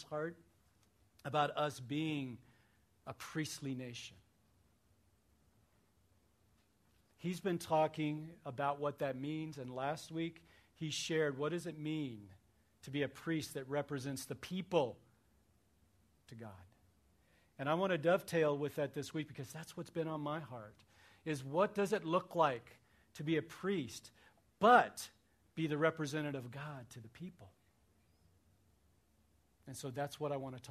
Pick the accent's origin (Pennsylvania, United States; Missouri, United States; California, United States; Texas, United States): Missouri, United States; I grew up in Missouri